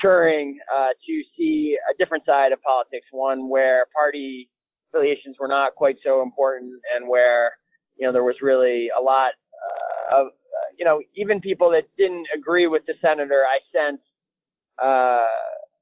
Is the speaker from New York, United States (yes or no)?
no; Hartland, Vermont, United States; also born or lived in Brattleboro, Vermont; I was born and raised in Vermont